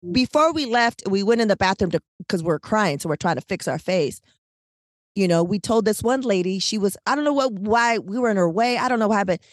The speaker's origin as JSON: {"language": "English", "town": "San Diego", "region": "California", "country": "United States", "tie": "born or raised there", "moved": "yes"}